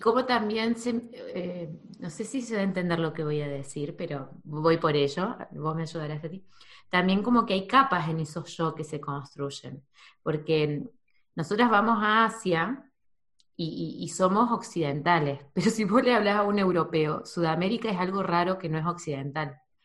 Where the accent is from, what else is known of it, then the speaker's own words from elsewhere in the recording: Argentina; also born or lived in New Zealand / Córdoba; yo en, Argentina, en mi pueblo